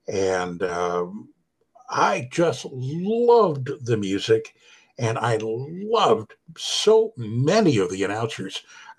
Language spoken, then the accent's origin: English; Halifax, Nova Scotia, Canada; born there; I was born in Halifax, Nova Scotia, Canada.